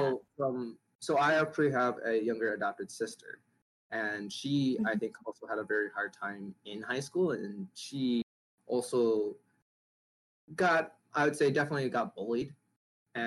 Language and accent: English; Minnesota, United States; also born or lived in Hanoi, Vietnam; I grew up in a rural part of Minnesota